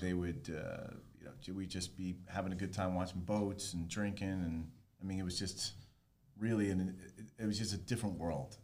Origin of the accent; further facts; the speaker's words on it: Rockland County, New York, United States; now in South Florida, United States; I am originally from New York. I grew up there and moved down here in summer of 1997.